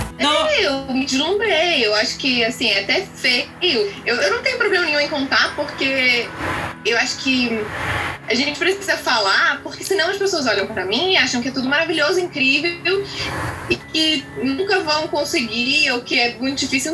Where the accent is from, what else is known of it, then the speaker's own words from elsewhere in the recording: Niterói, Rio de Janeiro, Brazil; eu sou de Niterói